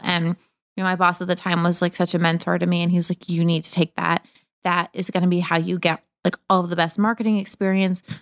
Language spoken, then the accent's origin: English; Cape Cod, Massachusetts, United States; moved away as an adult; also born or lived in Boston; now in New York, United States; I grew up in Cape Cod